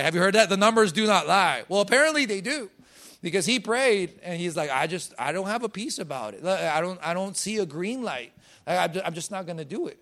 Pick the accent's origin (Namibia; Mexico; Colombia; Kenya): Colombia; I was born in Colombia.